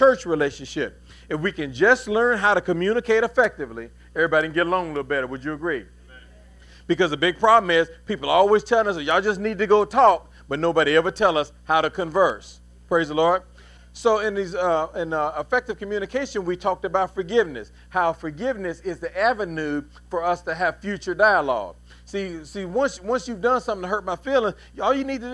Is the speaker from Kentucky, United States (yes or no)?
yes; Louisville, Kentucky, United States; now in North Carolina, United States; We're both from Louisville, right? Well, I'm from Louisville.